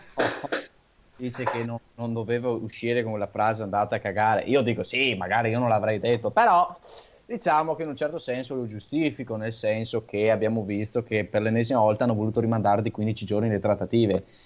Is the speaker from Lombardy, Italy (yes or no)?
no; Veneto, Italy; sono veneto totalmente tanto